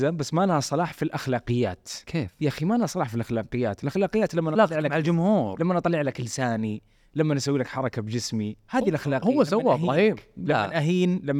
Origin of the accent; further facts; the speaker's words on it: Saudi Arabia; بس احنا كسعوديين عندنا معاك ارتباط عاطفي مره مهم